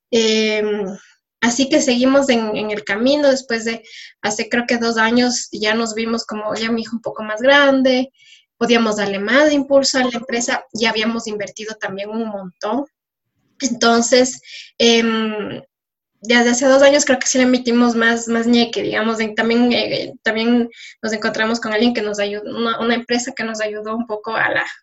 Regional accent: Ecuador; soy, soy de Ecuador, pero no me conocen todavía y hay mucho por decir.

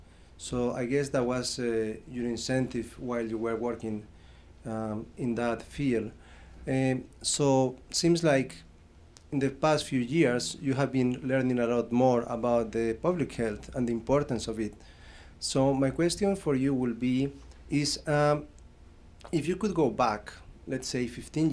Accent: Colombia; I'm from Colombia.

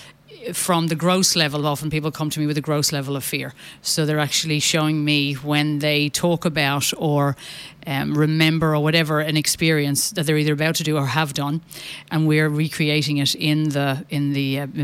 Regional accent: Ireland; as an Irish Catholic

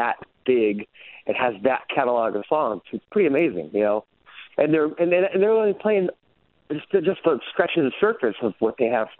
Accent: Hartford, Connecticut, United States; I was born in Connecticut, actually, East Coast. I was born in Hartford

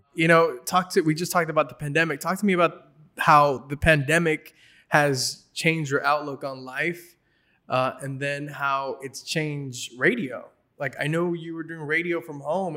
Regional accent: Los Angeles, California, United States; I'm Mexican American, grew up in L A.

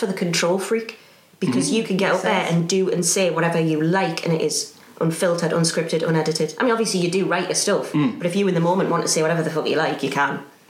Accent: Newcastle upon Tyne, North East England, United Kingdom; accent: Geordie

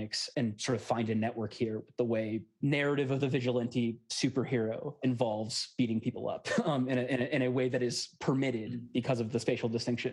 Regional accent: Alexandria, Virginia, United States; I'm from Alexandria, Virginia

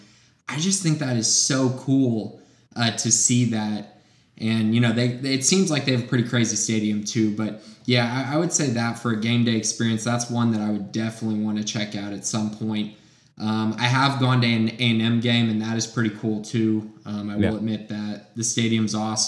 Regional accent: San Antonio, Texas, United States; born or raised there; also born or lived in Indiana

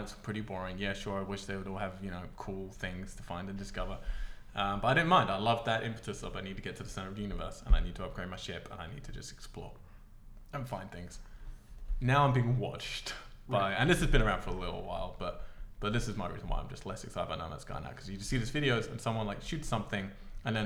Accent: England, United Kingdom; I'm English

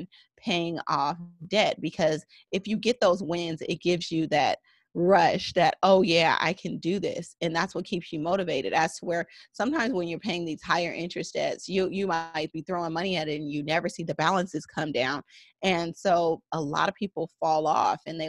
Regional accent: San Francisco Bay Area, California, United States; I am from the San Francisco Bay Area

